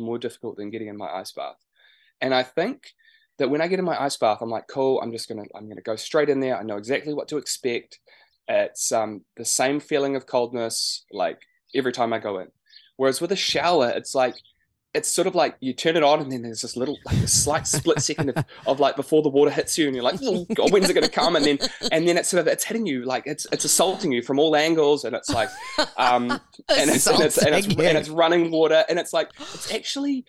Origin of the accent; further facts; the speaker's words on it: Martinborough, Wellington, New Zealand; moved away; We used to live just out of Martinborough, so that was where I grew up on a sheep and cattle farm